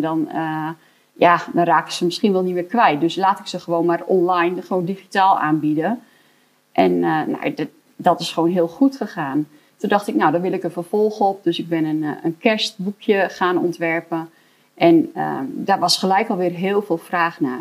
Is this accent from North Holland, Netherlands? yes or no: no; Elburg, Gelderland, Netherlands; ik kom uit Elburg